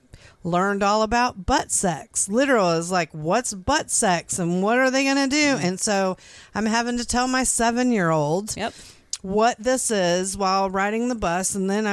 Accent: Florida, United States; because when we moved here from Florida, we lived here for like a year in 2000, and for the first time ever my kids rode a bus to school

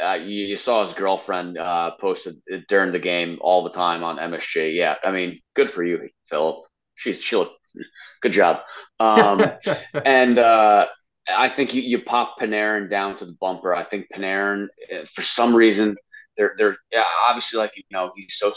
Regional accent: New York, United States; we are from New York

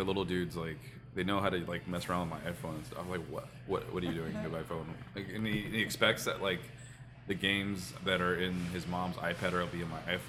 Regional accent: Montebello, California, United States; moved away; I grew up in Montebello

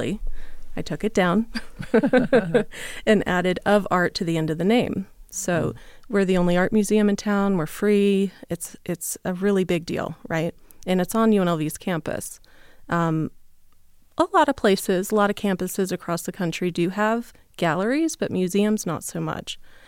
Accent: Southeast, United States; now in Las Vegas, United States; And I grew up in the Southeast, moved a lot as a child.

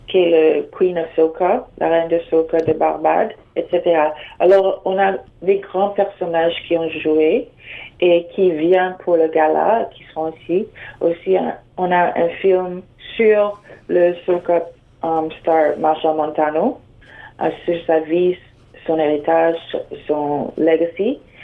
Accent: Trinidad & Tobago; now in Toronto, Canada; j'ai grandi au, aux Caraïbes, à Trinidad et Tobago

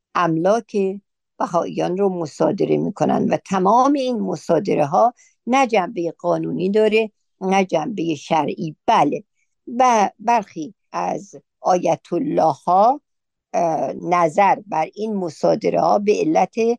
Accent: Iran; moved away as an adult; ما در اون مملکت بزرگ شدیم پیر شدیم

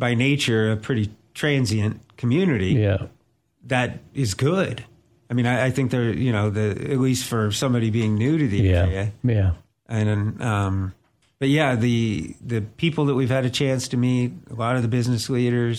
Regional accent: Grants Pass, Oregon, United States; now in Clarksville, United States; I grew up in Southern Oregon

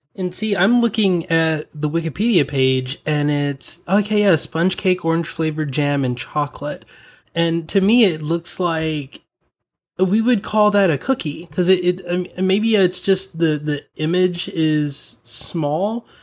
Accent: the South, United States; accent: Southern; because I'm from the South, whenever I get around people from the South, my Southern accent comes out.

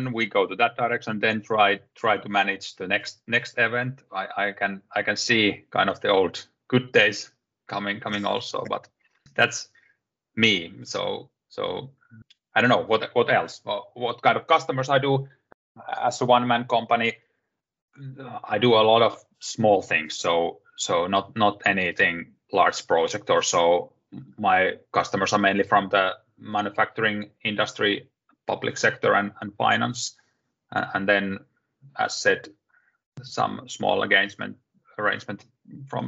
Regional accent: Finland; I'm from Finland, self-employed

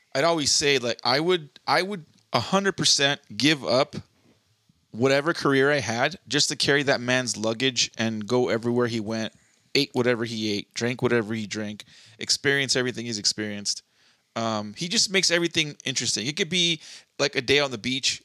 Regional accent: Southern California, United States; born and raised in Southern California

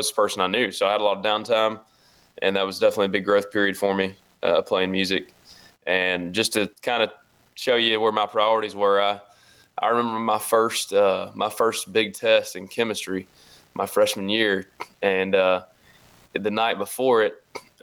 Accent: the South, Tennessee, United States; I grew up in the South

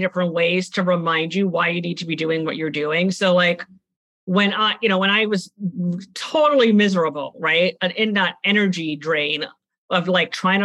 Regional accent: Trinidad & Tobago; moved away; I'm from the Caribbean. I grew up in Trinidad and Tobago, and I also went home

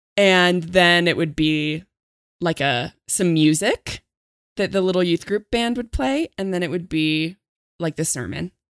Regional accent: a farm town near Denver, Colorado, United States; all the churches in my hometown were uh, had a lotta, uh, old people 'cause I was in a farm town

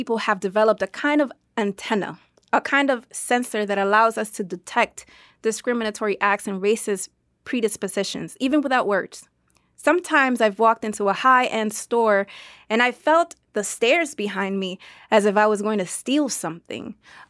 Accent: Cuba; born there; for me is a right because I was born in Cuba.

